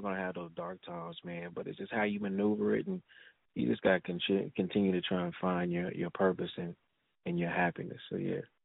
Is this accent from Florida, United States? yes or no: no; Los Angeles, California, United States; I'm born and raised in South Central Lake, so all my family is here